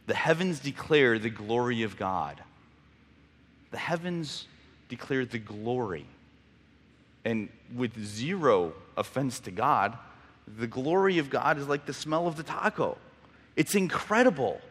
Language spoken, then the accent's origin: English; Mexico; moved away; I grew up in Mexico